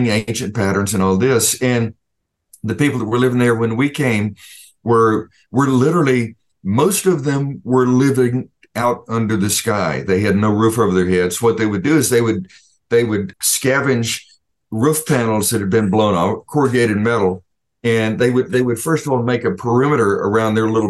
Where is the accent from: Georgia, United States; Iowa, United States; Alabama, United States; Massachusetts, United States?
Alabama, United States; I'm from the Deep South. I'm from Alabama originally. And when I was a teenager growing up